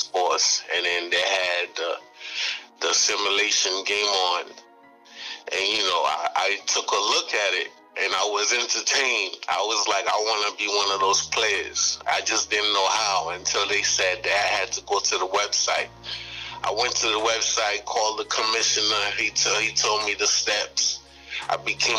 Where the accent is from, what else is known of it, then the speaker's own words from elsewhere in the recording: New York City, New York, United States; I'm from Brooklyn, New York